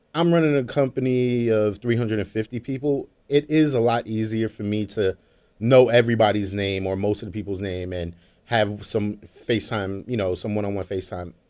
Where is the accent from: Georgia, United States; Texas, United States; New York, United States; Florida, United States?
New York, United States; Brooklyn; now in Jamaica, Queens, United States; I grew up in Brooklyn, you know, uh, in late eighties, early nineties